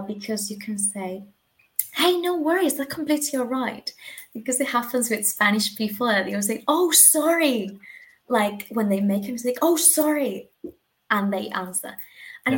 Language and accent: English; Argentina; English is a second language; moved away as an adult; now in Spain; I'm from Argentina